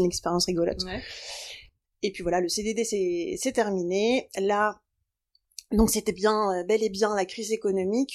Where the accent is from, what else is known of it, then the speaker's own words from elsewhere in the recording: Brittany, France; je viens de Bretagne